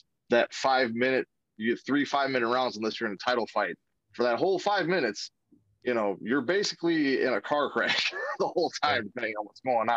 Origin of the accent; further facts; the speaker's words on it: Racine, Wisconsin, United States; I grew up in Racine, Wisconsin.